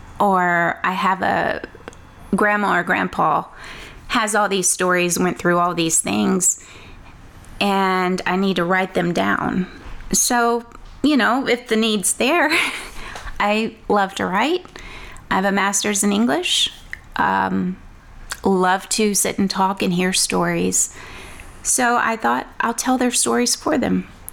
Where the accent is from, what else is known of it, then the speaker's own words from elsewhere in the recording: Woodville, Texas, United States; now in Louisiana, United States; I'm from Woodville, Texas.